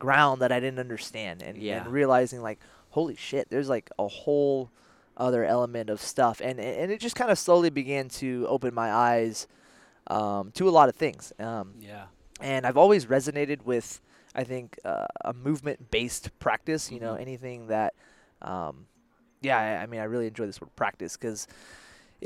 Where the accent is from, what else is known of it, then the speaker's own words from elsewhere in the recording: Belmont, California, United States; I grew up here in the Bay Area